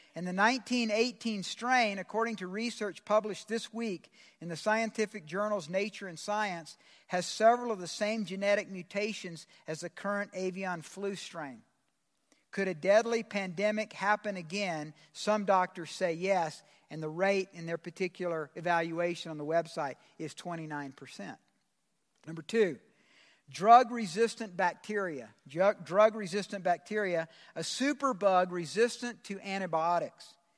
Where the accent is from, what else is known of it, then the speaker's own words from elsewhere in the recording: Georgia, United States; I'm from Georgia